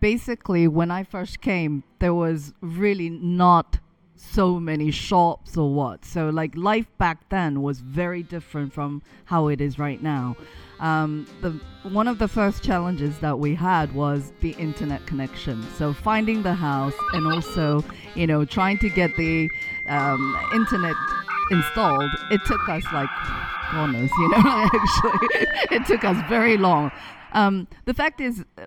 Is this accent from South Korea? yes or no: yes; South Korea; now in Manosque, France; I come from Korea, where everything is just instantaneous